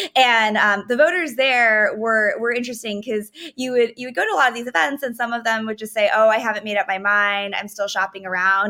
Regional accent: Redwood City, California, United States; I grew up in California's 15th congressional district

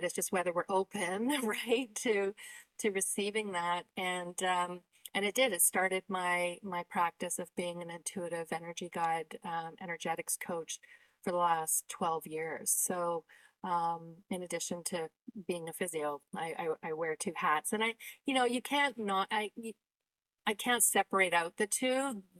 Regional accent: Canada; I'm Canadian.

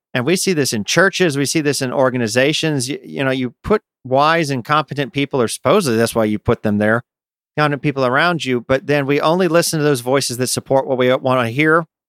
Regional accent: United States; I say this as an American

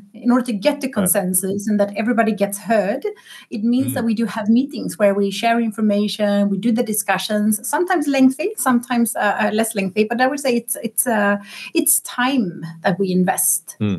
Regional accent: Sweden

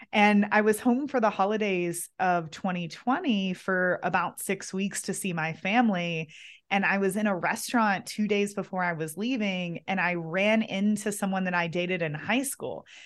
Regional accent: Kentucky, United States; moved away as an adult; it's been fun to come back and be in my hometown, be with my family again

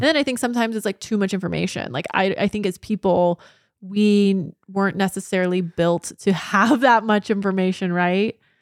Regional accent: Orange County, Southern California, United States; growing up in Orange County, Southern California, my entire life

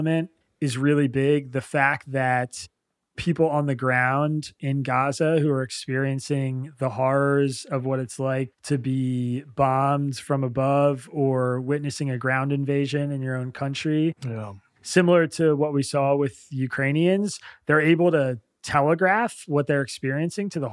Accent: United States; I'm an American Jew, and a lot of my friends are, you know, Jews who live here

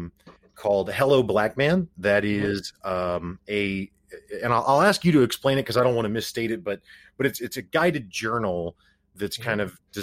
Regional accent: the Ozarks, Missouri, United States; the Ozarks Food Harvest here in my hometown

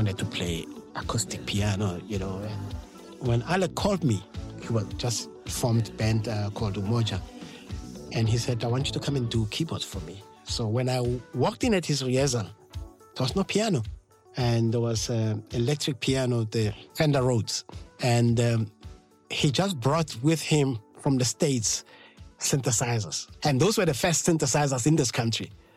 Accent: Mamelodi, Gauteng, South Africa; I was born and raised in Mamelodi.

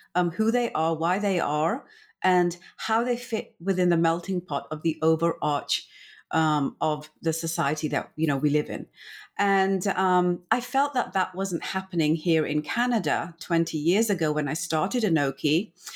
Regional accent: England, United Kingdom; I'm from India originally, my family, and then my upbringing, 'cause I was born and brought up in England

